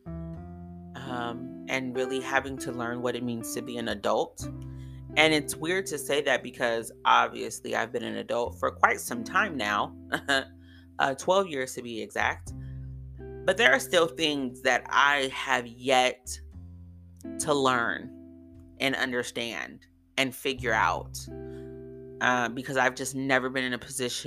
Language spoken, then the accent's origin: English; California, United States; moved away as an adult; also born or lived in DMV area (Washington, D.C. metropolitan area); now in Washington, D.C. area, United States; I was from California